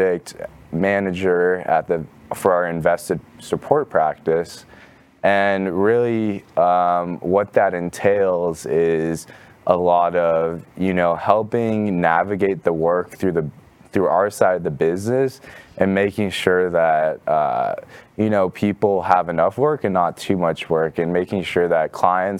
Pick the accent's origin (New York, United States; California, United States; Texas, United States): California, United States; Mountain View; moved away as an adult; now in Dallas, United States; I'm originally from California, Northern California, from a town called Mountain View